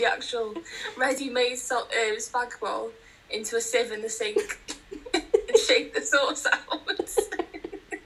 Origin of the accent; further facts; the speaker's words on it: Liverpool, North West England, United Kingdom; now in North Wales, United Kingdom; I am from Liverpool